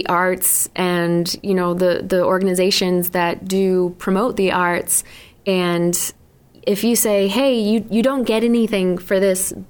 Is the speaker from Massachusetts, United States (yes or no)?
yes; South Shore of Massachusetts, United States; I was born and raised on the South Shore of Massachusetts